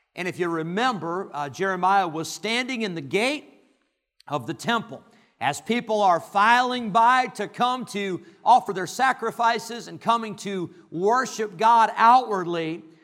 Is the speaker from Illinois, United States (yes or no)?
yes; Rockford, Illinois, United States; growing up in Rockford, Illinois